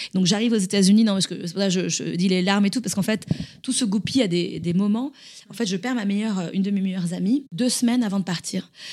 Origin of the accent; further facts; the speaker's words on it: France; moved away as an adult; now in Boston, United States; En tant que bonne française